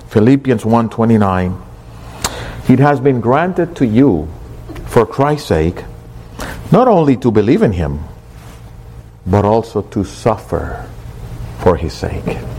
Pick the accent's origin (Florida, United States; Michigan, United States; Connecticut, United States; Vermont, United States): Florida, United States; Miami; I wish you would see people over in other places when you tell them, I come from Miami.